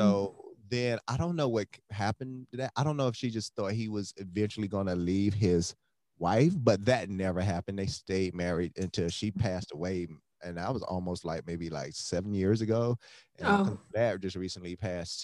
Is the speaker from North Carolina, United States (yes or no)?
no; Miami, Florida, United States; I'm from Miami, Florida, so we couldn't afford to go anywhere